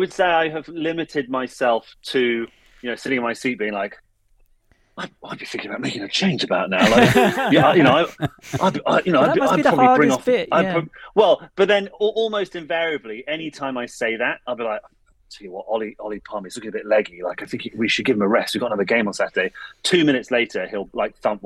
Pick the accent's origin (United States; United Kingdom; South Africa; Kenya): United Kingdom; near Reading, South East England; as you can tell from my thick Bootle accent, I'm just near Reading